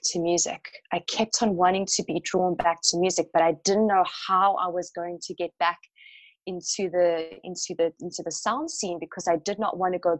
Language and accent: English; South Africa; I have been so connected with sound growing up in South Africa, in Africa